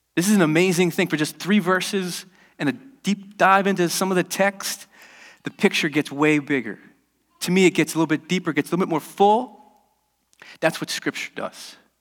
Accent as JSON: {"language": "English", "country": "United States", "said": "I'm American"}